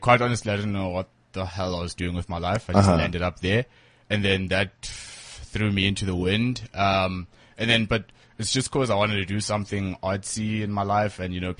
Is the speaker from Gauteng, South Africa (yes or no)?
no; Empangeni, KwaZulu-Natal, South Africa; born there; also born or lived in Ladysmith; I've moved around a lot. I was born in Mpangeni, next to Richards Bay.